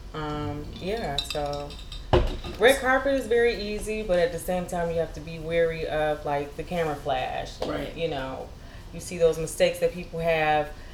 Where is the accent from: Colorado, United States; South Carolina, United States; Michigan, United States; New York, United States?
Michigan, United States; Detroit; moved away as an adult; also born or lived in Miami / Atlanta; now in California, United States; I grew up in Detroit, Michigan